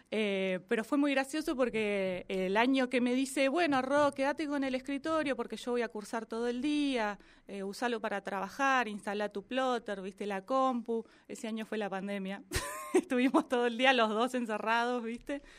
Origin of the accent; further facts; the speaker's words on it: Viedma, Río Negro, Argentina; also born or lived in Bahía Blanca; vivimos en Bahía Blanca mientras él estudiaba, terminaba sus últimas materias, pero somos de Viedma.